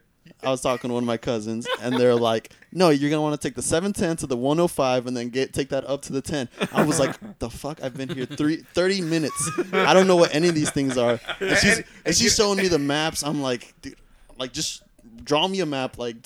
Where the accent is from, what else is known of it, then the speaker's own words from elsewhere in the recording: Houston, Texas, United States; Now in Texas, so I'm from Houston.